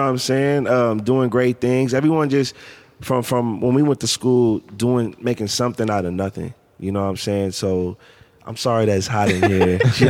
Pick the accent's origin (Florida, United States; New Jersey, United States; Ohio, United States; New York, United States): Ohio, United States; Canton; growing up in Canton, we always get told what we couldn't do if we wasn't playing sports